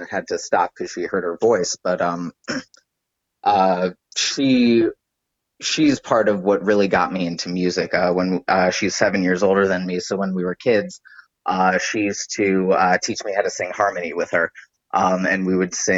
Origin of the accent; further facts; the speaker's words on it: New York City, New York, United States; also born or lived in Allentown, Pennsylvania; I'm a New York local. I grew up in the Upper West Side.